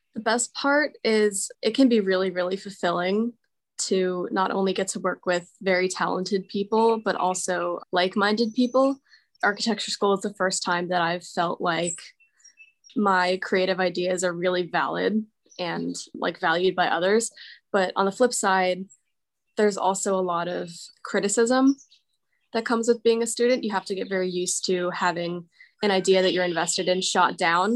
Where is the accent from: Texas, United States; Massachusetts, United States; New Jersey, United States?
New Jersey, United States; Morristown; I'm from Morristown, New Jersey, where I currently am